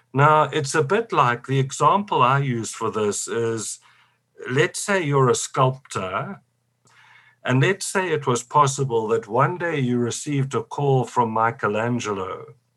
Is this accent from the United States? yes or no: no; South Africa; I come from South Africa